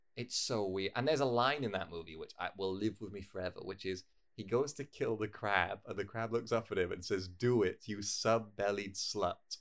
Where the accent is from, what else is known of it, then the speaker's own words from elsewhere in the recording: United Kingdom; I'm a British person